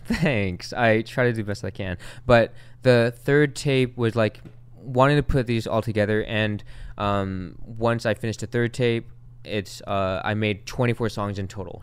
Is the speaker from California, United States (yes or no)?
yes; Long Beach, California, United States; the neighborhood that I grew up in is in Long Beach, and it's called Wrigley.